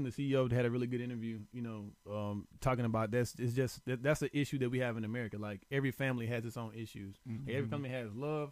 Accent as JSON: {"language": "English", "region": "the South", "country": "United States", "said": "I'm from the South"}